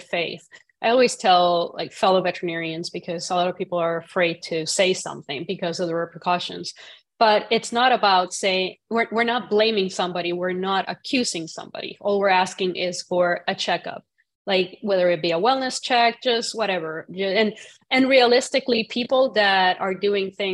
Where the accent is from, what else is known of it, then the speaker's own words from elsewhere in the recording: Puerto Rico; growing up in Puerto Rico, cockfighting is a big thing